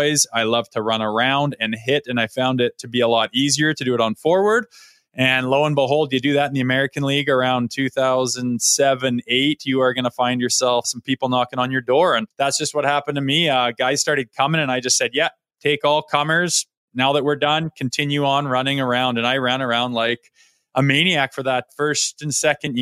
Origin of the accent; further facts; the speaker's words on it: Olds, Alberta, Canada; my hometown